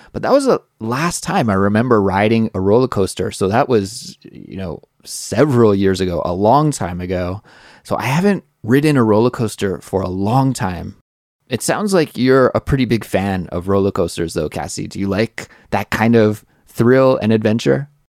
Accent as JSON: {"language": "English", "town": "Kelowna", "region": "British Columbia", "country": "Canada", "tie": "born or raised there", "said": "Growing up in my hometown, Kelowna, British Columbia, Canada"}